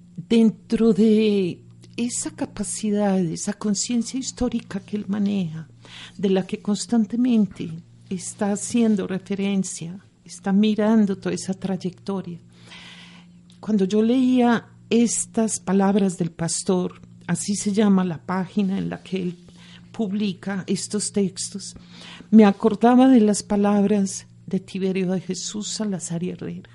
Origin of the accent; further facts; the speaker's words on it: Medellín, Antioquia, Colombia; Yo soy nacida en Medellín